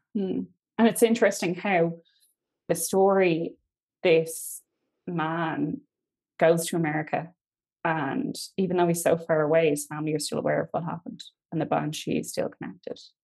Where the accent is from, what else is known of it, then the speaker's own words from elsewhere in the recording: County Kildare, Ireland; also born or lived in Galway; I'm from Kildare, but my parents aren't. My father's from Galway.